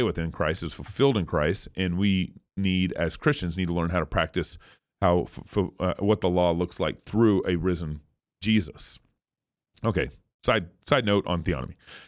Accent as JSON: {"language": "English", "region": "Texas", "country": "United States", "tie": "born or raised there", "also_born_or_lived": "New Mexico / Oregon / California / Colorado", "said": "I've lived in 6 different states now. I was born and raised in Texas, lived in New Mexico for 1 year, Oregon, California, Colorado and Idaho."}